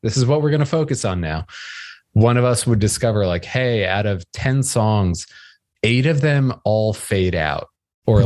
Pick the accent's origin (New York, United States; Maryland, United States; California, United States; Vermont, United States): New York, United States; outside New York City, United States; I grew up outside New York City